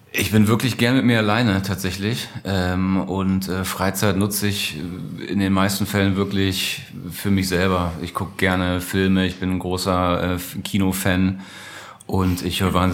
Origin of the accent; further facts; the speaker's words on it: Lower Saxony, Germany; In Niedersachsen, äh, wo ich herkomme, Hannover die Ecke, ähm, im SV Eime.